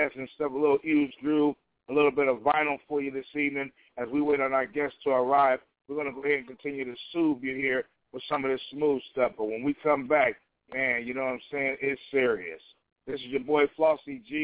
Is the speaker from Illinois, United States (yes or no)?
yes; Chicago, Illinois, United States; now in Portland, United States; In Chicago, my hometown